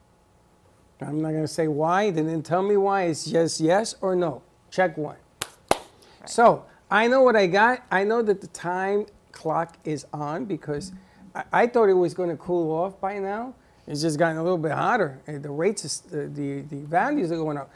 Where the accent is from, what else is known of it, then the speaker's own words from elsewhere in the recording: New York, United States; also born or lived in Puerto Rico; now in South Florida, United States; I was from New York. I still have my accent